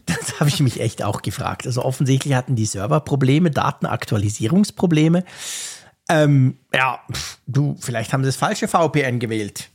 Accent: Bern, Switzerland; wir Berner

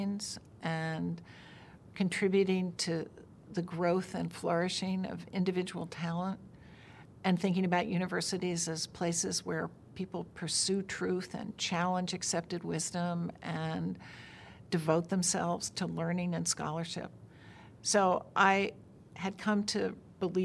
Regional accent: Virginia, United States; moved away; when I was growing up in Virginia in the 1950s.

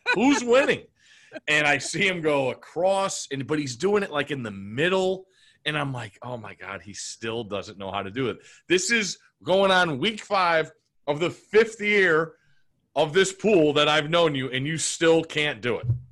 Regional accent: Connecticut, United States; moved away; growing up in Connecticut

